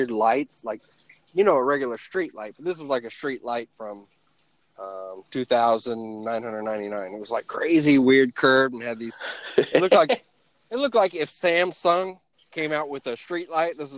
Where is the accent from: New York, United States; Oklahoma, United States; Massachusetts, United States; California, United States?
Oklahoma, United States; moved away as an adult; now in Virginia, United States; I'm from Oklahoma.